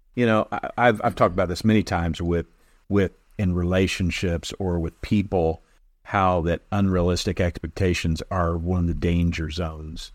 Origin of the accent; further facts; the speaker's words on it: Illinois, United States; moved away; I was from Illinois